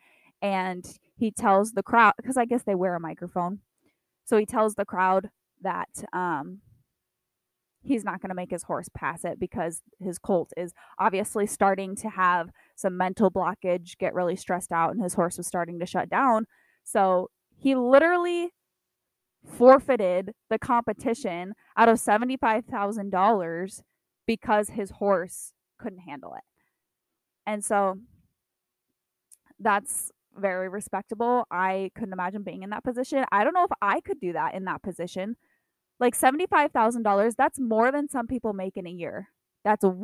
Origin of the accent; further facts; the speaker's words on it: Iowa, United States; My hometown had two tornadoes around it